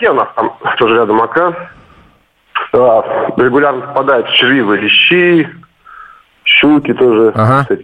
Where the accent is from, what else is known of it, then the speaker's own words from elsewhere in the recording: Kolomna, Moscow Oblast, Russia; Добрый день, я вот сам из Коломны у нас там Москва-река впадает в Аку.